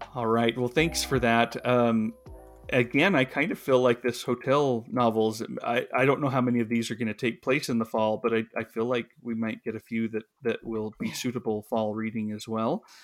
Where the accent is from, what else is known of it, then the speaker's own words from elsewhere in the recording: the West, United States; I grew up in the West, I still live in the West